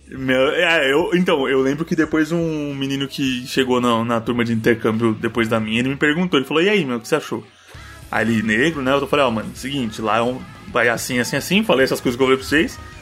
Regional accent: Brazil; a gente é brasileiro

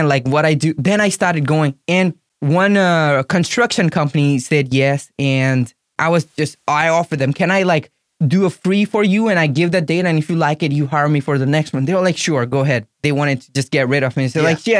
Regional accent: India; English is a second language; moved away as an adult; now in Florida, United States; I was from India

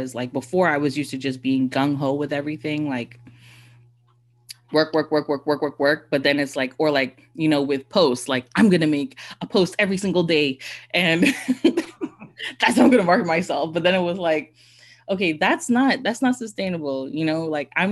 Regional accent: Bahamas; I'm technically not a Bahamian, but am a Bahamian

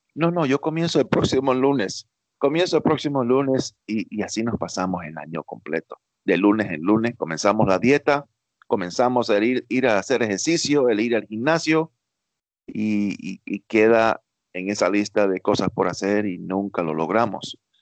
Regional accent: New York, United States; yo nací en Nueva York, criado en Estados Unidos toda mi vida, pero de padres cubanos

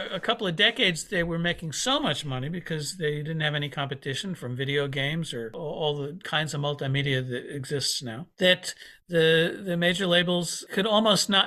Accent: Paramus, New Jersey, United States; now in Peekskill, United States; I grew up in Paramus, but I live upstate New York, about an hour north of New York City, in Peekskill, New York.

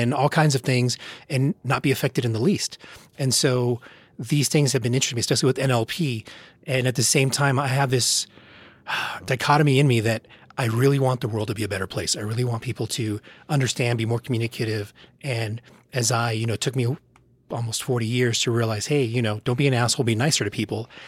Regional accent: United States; I'm American

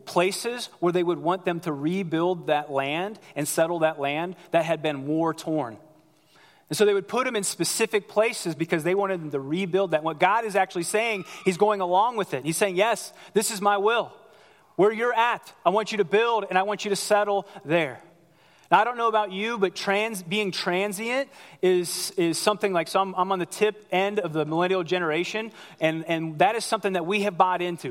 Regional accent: Ohio, United States; moved away as an adult; also born or lived in Central Florida; I grew up in the great state of Ohio.

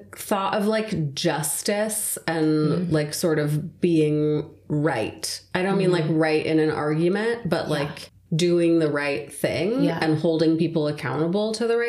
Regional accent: Southern California, United States; also born or lived in Santa Cruz / Seattle; I was born and raised here in Southern California

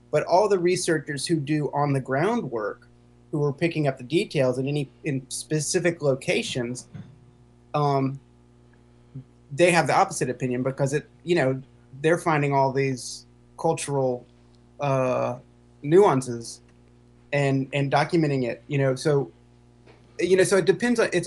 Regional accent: Chapel Hill, North Carolina, United States; Okay. Well, I'm from Chapel Hill, which a lot of people have said is not the South.

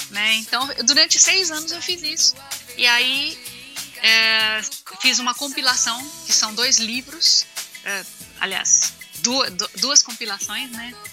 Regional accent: Bahia, Brazil; accent: Bahian; also born or lived in Minas Gerais; eu era uma aluna que vinha transferida da Bahia, que falava diferente, eu falava com sotaque baiano

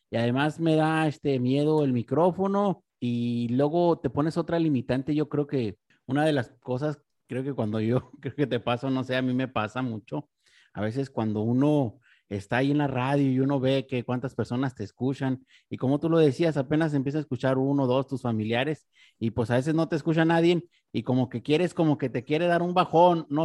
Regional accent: Mexico; Yo creo que, pues como mexicanos, creo que tenemos mucha influencia del regional mexicano

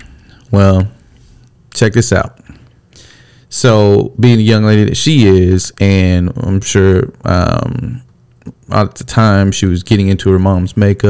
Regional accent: California, United States; So south, I came from California, right?

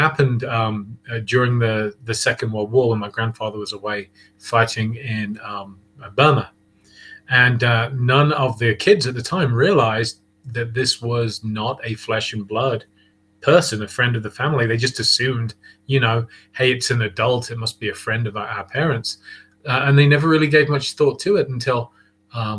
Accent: Leicestershire, East Midlands, United Kingdom; moved away as an adult; now in Boulder, Colorado, United States; I come from Leicestershire in England originally, and I started paranormal investigation there in the mid-90s

